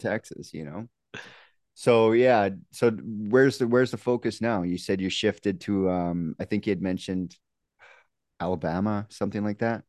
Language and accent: English; Canada; I'm from Canada, you know, Dave, we're, we're from Canada here